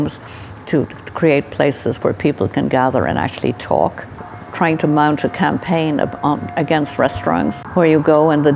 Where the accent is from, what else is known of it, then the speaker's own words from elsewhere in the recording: Dublin, Ireland; I was born in Oscar Wilde's house